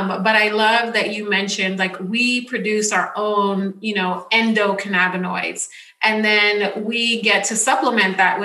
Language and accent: English; New York City, New York, United States; I grew up in the Bronx